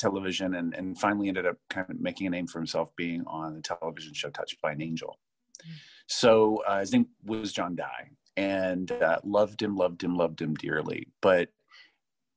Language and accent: English; Tupelo, Mississippi, United States; also born or lived in Amory, Mississippi; now in Chicago, United States; born and raised in Amory, Mississippi